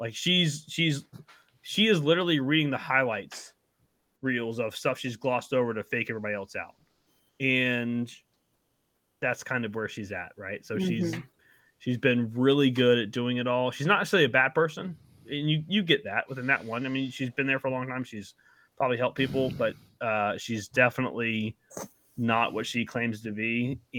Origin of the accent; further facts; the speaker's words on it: South Carolina, United States; I'm from South Carolina.